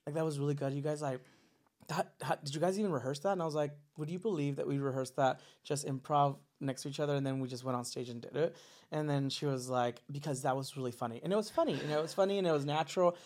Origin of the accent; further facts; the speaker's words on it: Los Angeles, California, United States; also born or lived in Orange County, California; I grew up uh, in SGV, San Gabriel Valley